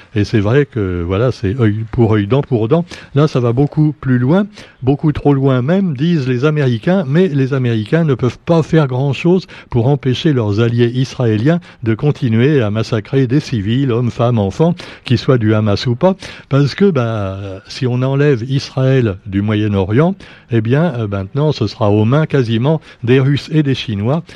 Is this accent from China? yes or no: no; Réunion; chez nous à La Réunion